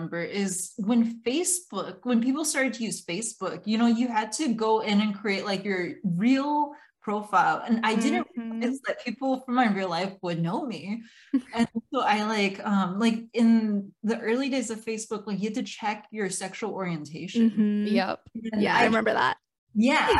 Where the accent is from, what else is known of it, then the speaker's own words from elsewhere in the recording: Iowa, United States; I was growing up in Iowa too, in a small town